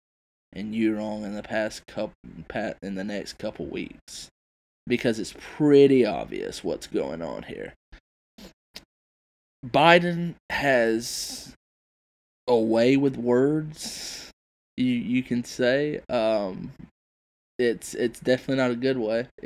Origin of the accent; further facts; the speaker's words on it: South Carolina, United States; my home state